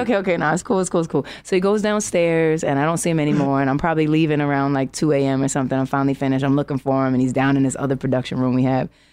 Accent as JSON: {"language": "English", "town": "New York City", "region": "New York", "country": "United States", "said": "I'm from Harlem"}